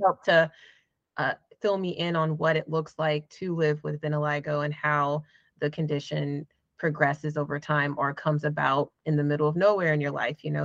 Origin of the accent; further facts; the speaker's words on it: Jacksonville, Florida, United States; now in Atlanta, United States; I am originally from Florida, Jacksonville, but I have spent majority of my life in Atlanta, Georgia, which is where I live now